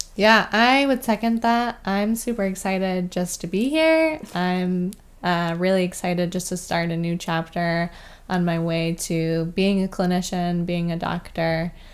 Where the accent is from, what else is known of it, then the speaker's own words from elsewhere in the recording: Vermont, United States; moved away as an adult; I am a native of Vermont